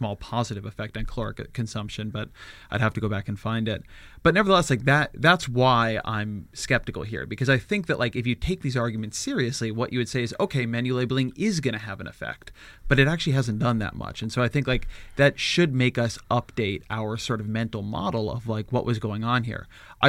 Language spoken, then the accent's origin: English; California, United States; As a Californian